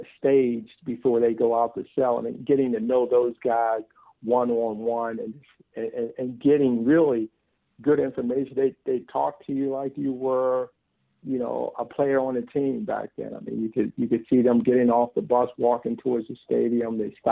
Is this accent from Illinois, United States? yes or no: no; Baltimore, Maryland, United States; here in my hometown, West Baltimore.